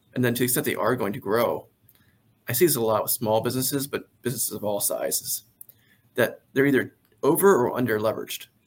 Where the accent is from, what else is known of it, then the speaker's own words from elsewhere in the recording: Carroll County, Maryland, United States; I am from Maryland. Uh, I grew up in the Carroll County area originally.